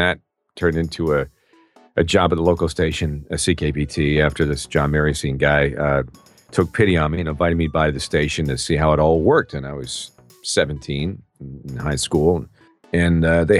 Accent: Peterborough, Ontario, Canada; now in United States; in my hometown of Peterborough, Ontario, Canada, many years ago.

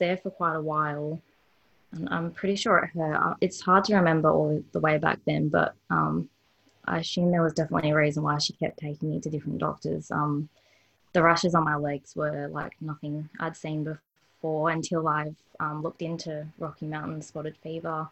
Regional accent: Perth, Western Australia, Australia; born or raised there; also born or lived in Victoria, Australia

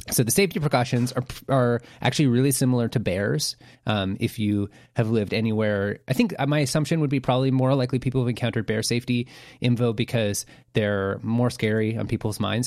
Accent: Vancouver, British Columbia, Canada; we're from Vancouver

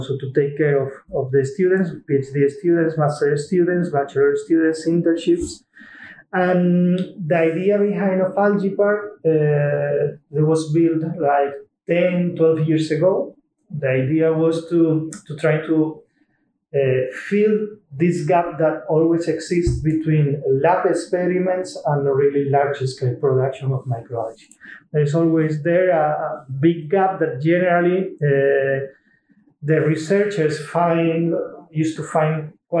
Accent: Seville, Andalusia, Spain; moved away as an adult; now in Wageningen, Netherlands; I'm originally from Spain, from Sevilla, and it's already quite a long time ago that I moved here

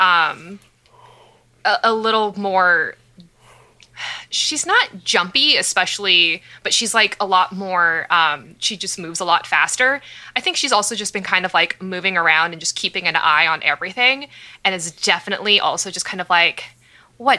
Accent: California, United States; I'm too Californian

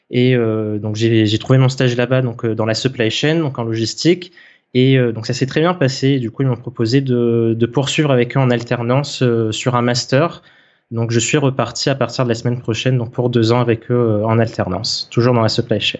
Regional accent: Réunion, France; moved away as an adult; Donc moi de base je suis originaire de l'île de la Réunion, donc euh, c'est là-bas que j'ai grandi.

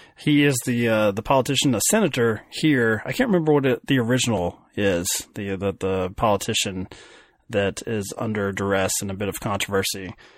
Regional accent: Kentucky, United States; I'm from Kentucky.

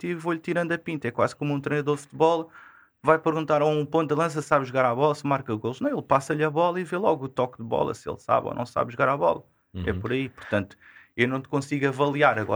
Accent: Odivelas, Lisbon, Portugal; E, e foi daí, sou, sou de Odivelas.

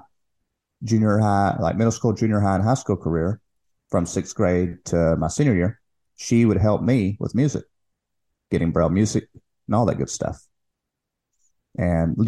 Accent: Longview, Texas, United States; also born or lived in Shreveport, Louisiana; Longview's Northeast Texas. That's where I live, my city. And and I grew up there, had a pretty good childhood

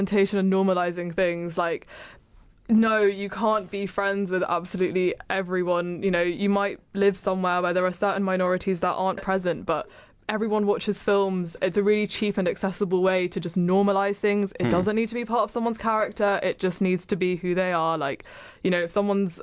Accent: England, United Kingdom; I'm English

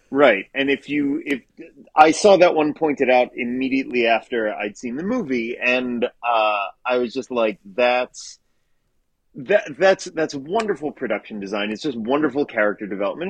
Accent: Baltimore, Maryland, United States; now in Los Angeles, United States; I'm from Baltimore, Maryland.

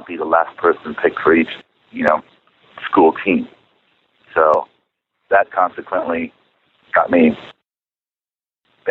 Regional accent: San Clemente, California, United States; first language Czech; English is a second language; also born or lived in Chicago, Illinois; I was raised in San Clemente, small little beach town

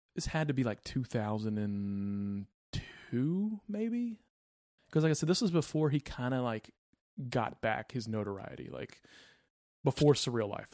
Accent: Houston, Texas, United States; I'm from Houston

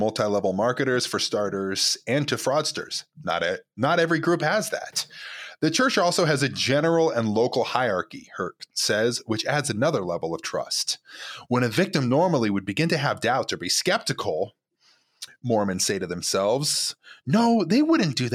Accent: Provo, Utah, United States; I grew up in Provo, Utah, like the absolute belly of the beast.

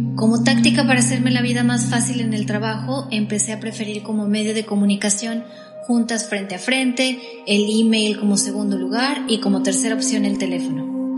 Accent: Mexico; accent: latino; first language Spanish; moved away as an adult; Yo era la única mexicana en una empresa de ciento y tantas personas

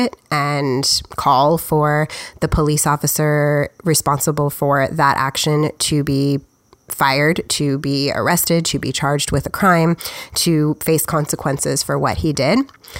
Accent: United States; I'm just an American.

